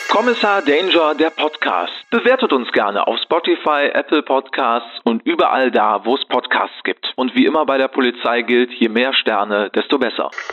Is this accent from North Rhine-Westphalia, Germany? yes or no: yes; Bergisches Land, North Rhine-Westphalia, Germany; ich bin ja auch im Wald groß geworden. Also ich komme ja aus dem Bergischen Land